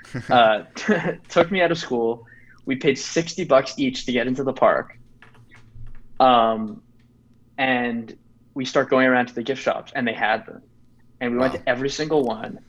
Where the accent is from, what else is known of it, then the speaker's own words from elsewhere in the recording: Canada; I am actually from Canada